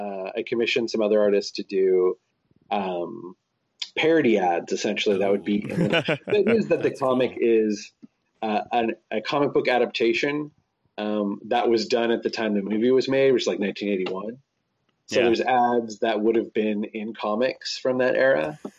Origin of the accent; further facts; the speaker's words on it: Spokane, Washington, United States; moved away; also born or lived in Seattle; I'm doing a con this summer in Spokane, Washington, where I went to high school there. So it's not quite my hometown, but it's kind of like a hometown.